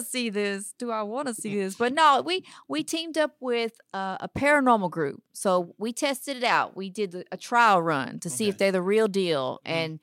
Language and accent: English; Dayton, Texas, United States; now in Houston, United States; Originally from Dayton, Texas, small town, little bitty town. Started off there. When I got married, he told me if I moved to Houston, they got lots of food.